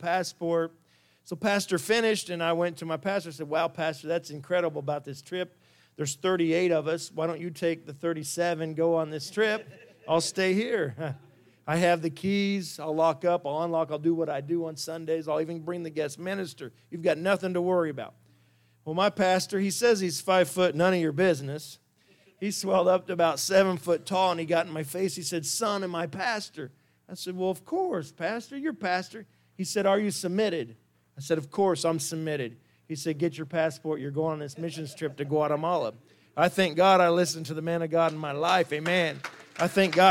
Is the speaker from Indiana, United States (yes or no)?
yes; Bloomington, Indiana, United States; moved away as an adult; also born or lived in Tennessee; now in Costa Rica; I was born and raised in Bloomington, Indiana